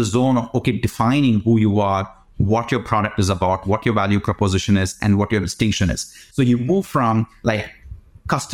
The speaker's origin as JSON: {"language": "English", "country": "India", "tie": "born or raised there", "said": "I grew up in India."}